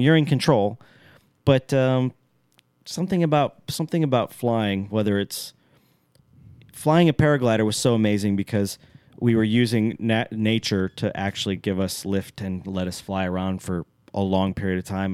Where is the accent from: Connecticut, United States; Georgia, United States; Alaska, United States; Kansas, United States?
Alaska, United States; I'm from Alaska, for all you people out there that don't know that I'm from Alaska